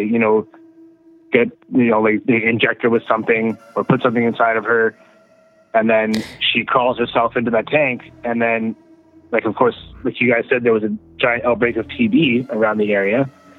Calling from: Manitoba, Canada; from Manitoba.

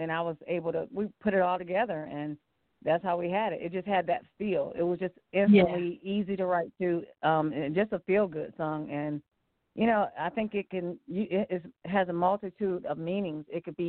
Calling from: Cleveland, Ohio, United States; I'm calling from Cleveland, Ohio.

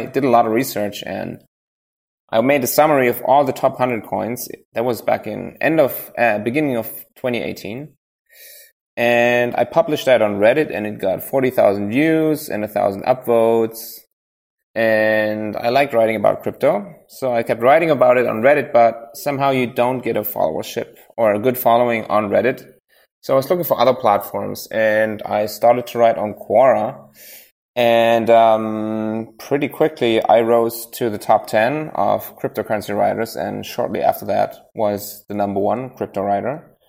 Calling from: Baden-Württemberg, Germany; Near Stuttgart, you know.

